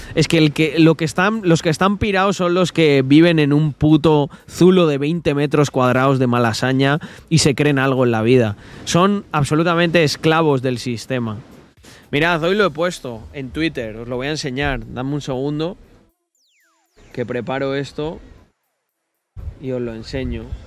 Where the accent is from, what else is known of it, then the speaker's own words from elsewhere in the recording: Salamanca, Castile and León, Spain; yo soy de Salamanca, de la original